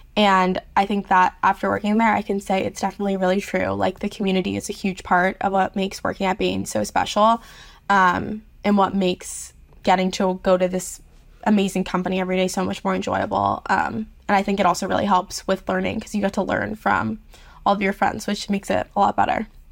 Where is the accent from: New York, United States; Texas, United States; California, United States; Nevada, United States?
New York, United States; New York City; moved away as an adult; now in Charlottesville, United States; I grew up in New York City